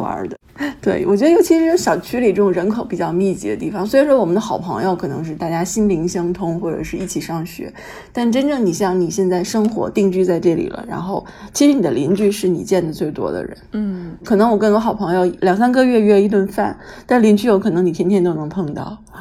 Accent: Beijing, China; 我自己也是从小就在北京念书嘛，然后上高中上大学

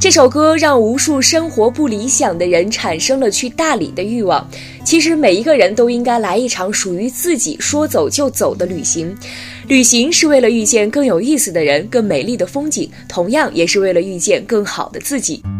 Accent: Lanzhou, Gansu, China; now in Beijing, China; 我的家乡兰州

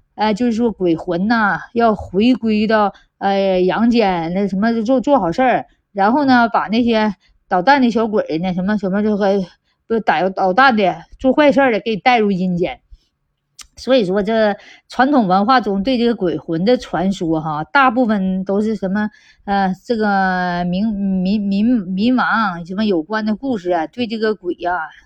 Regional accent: China; 我们中国人对什么鬼呀，这个不那么重视

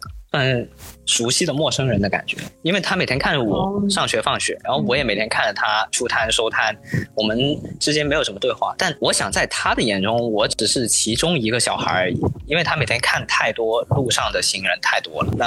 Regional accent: Pearl River Delta, Guangdong, China; 然后我从小是在广东珠三角这边长大。其实小的时候去港澳那边也比较多，澳门也比较多一些

